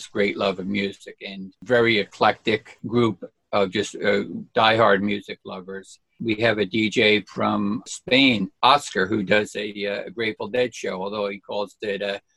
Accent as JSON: {"language": "English", "town": "Fair Lawn", "region": "New Jersey", "country": "United States", "tie": "born or raised there", "also_born_or_lived": "Hampton Township, New Jersey / Elmwood Park, New Jersey", "said": "We live in Elmwood Park, New Jersey now, which is only about 2 miles from where I grew up in Fairlawn"}